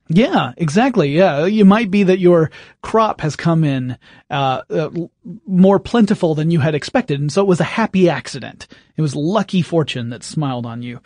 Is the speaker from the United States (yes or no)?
no; England, United Kingdom; being English